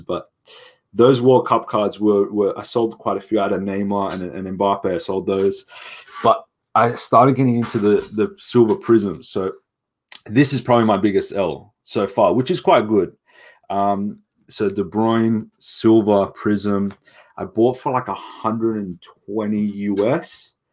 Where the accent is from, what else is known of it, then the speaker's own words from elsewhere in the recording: Sydney, New South Wales, Australia; I'm from Sydney